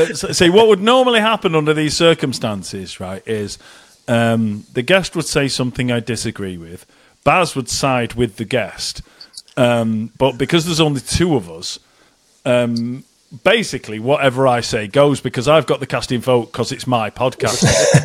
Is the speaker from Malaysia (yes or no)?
yes; Malaysia; I'm Malaysian, I love rice and I love soy sauce